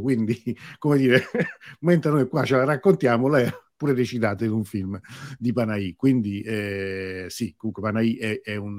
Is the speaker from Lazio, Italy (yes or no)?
yes; Rome, Lazio, Italy; io sono di Roma, trasmetto da Roma